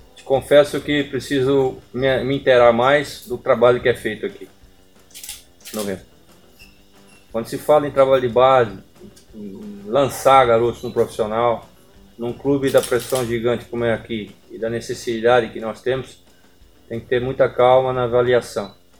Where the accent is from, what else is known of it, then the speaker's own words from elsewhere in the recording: Campinas, São Paulo, Brazil; now in Belém, Brazil; sou de Campinas